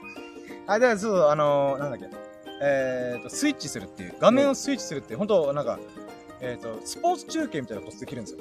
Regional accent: Ginowan, Okinawa, Japan; 僕の地元にある、えーと、米浜って美味しいそば屋さんがあってあの、普天間中学校の向かいにあるそば屋さん

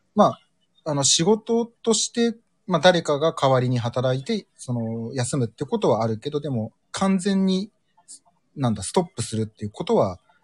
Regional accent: Urayasu, Chiba, Japan; moved away as an adult; now in Hokkaido, Japan; ちょうど僕が二十歳の時の成人式がディズニーで、浦安市民の成人式がディズニーでやりますってなった1回目の時

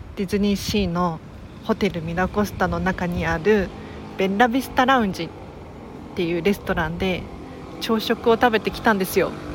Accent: Tokyo, Japan; 東京生まれ東京育ちですが

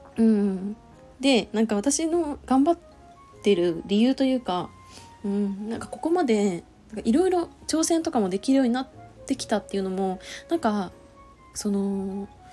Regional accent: Chiba, Japan; moved away; 千葉帰ろうと思うんだよね

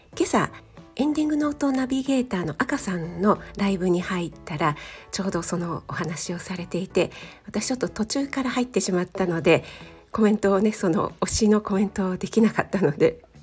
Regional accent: Kanagawa, Japan; 出身は神奈川県なんですね

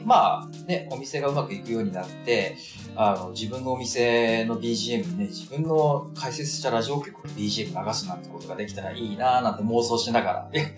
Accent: Aomori, Japan; now in Tokyo, Japan; 地元の、ええ、地元の青森

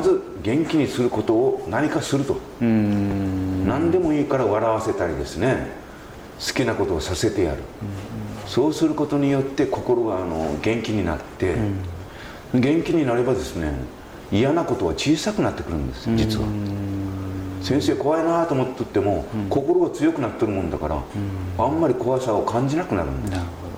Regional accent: Saikai, Nagasaki, Japan; 私はあの西海市の大島町出身です、はい、はい、まあ、高校まであのそこで育ちまして

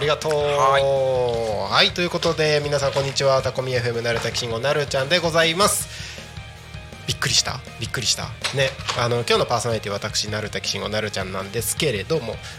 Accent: Aomori or Iwate, Tohoku, Japan; moved away as an adult; also born or lived in Tokyo; 僕地元が青森とか岩手とか

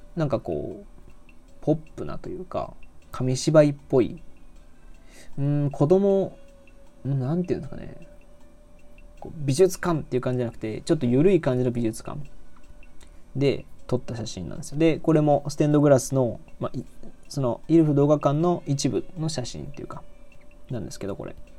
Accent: Nagoya, Aichi, Japan; moved away as an adult; also born or lived in Osaka; 僕、名古屋市ですね。だからもう、えっと、はい、名古屋市の方です。で、北区の方なんで

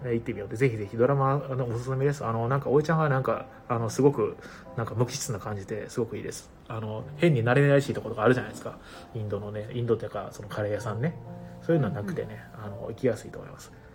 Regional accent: Ehime, Japan; moved away as an adult; also born or lived in Osaka; now in Tokyo, Japan; 言っても僕愛媛県にいたのもそんなに18年ぐらいしかいないんで

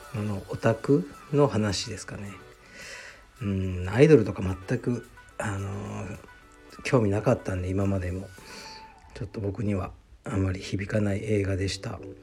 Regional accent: Japan; moved away as an adult; also born or lived in Saitama / United States; now in Tokyo, Japan; 地元を出たのが僕18なのでそれからアメリカにあそうじゃああの埼玉の大学行ってそれからアメリカ行って

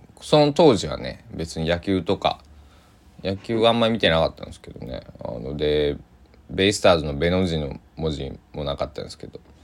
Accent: Kochi, Japan; 僕は生まれ育った高知県

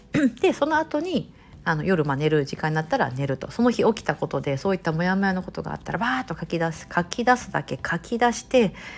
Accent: Japan; now in United States; 私みたいな日本人の方もそうですし

